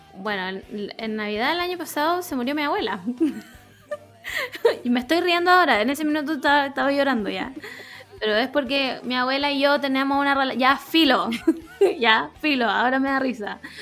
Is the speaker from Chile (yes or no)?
yes; Chile; nacimos en Chile y somos full latinos